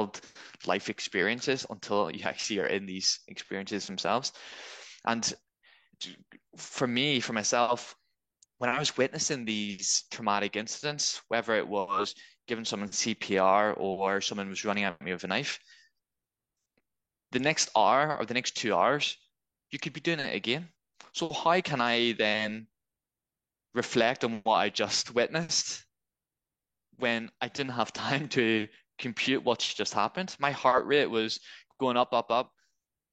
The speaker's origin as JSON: {"language": "English", "town": "Belfast", "region": "Northern Ireland", "country": "United Kingdom", "also_born_or_lived": "Scotland", "moved": "as an adult", "lives_now": "Manchester, United Kingdom", "said": "I'm originally from Belfast, and then I went to Scotland for university, and it was in the Scotland force, so it's in Police Scotland. Then I've moved to Manchester"}